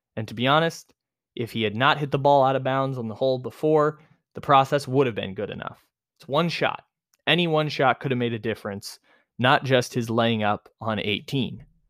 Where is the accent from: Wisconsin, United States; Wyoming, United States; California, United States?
California, United States; San Diego; moved away as an adult; Torrey Pines, my hometown, I don't live here anymore